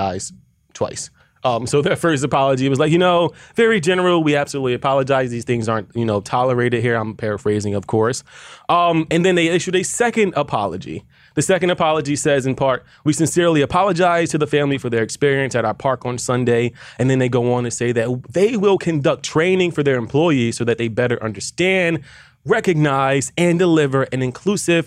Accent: Philadelphia, Pennsylvania, United States; I am from Philly

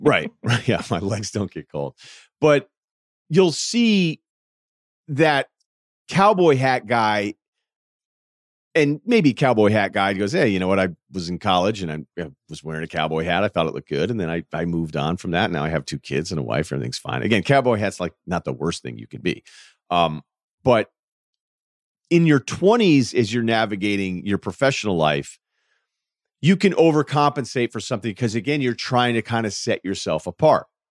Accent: Northeast, United States; I'm from the Northeast, and there weren't many ranchers coming out of Phillips Andover

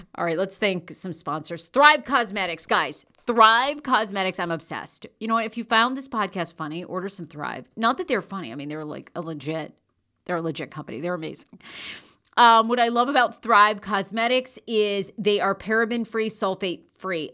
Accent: Maine, United States; now in Los Angeles, United States; I'm originally from Maine

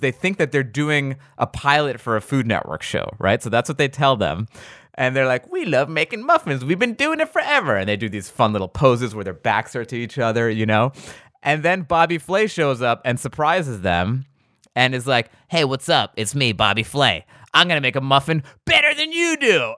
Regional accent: New York, United States; I'm from New York

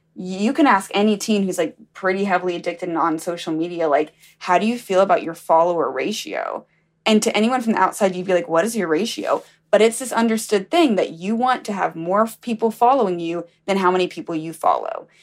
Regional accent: Alabama, United States; I'm from Alabama.

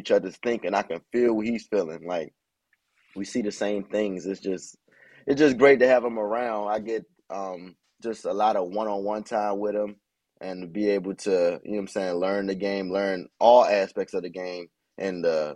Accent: Washington, District of Columbia, United States; I'm from the Washington, D.C. area.

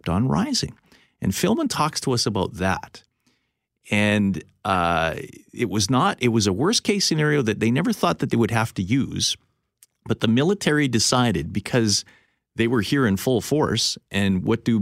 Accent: Winnipeg, Manitoba, Canada; growing up on the LaSalle River in St. Norbert

